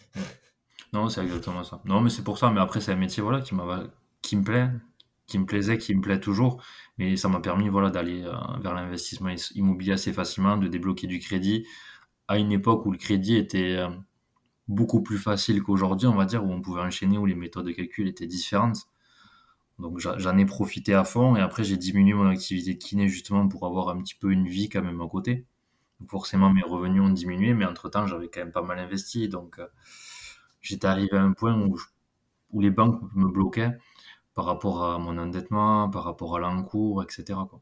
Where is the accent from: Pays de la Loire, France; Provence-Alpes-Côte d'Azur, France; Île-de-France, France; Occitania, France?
Occitania, France; Gers, South-West; accent: South-West; j'ai 30 ans, je suis du Gers, du Sud-Ouest, ça doit s'entendre un petit peu.